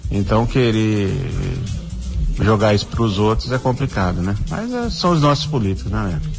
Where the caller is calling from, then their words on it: Várzea Grande, Mato Grosso, Brazil; sou aqui de Vazia Grande.